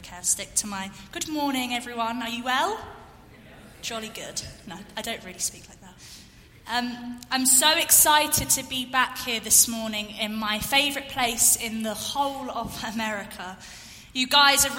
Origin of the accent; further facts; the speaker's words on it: London, United Kingdom; moved away as an adult; now in Essex, United Kingdom; I grew up in London, back in the UK, and then moved to an area just outside of London about 4 years ago to an area called Essex.